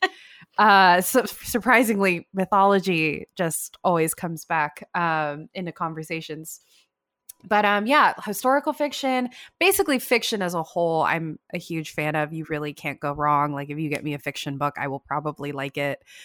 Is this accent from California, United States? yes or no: yes; Davis, California, United States; I'm from Davis, and I have a P O box there still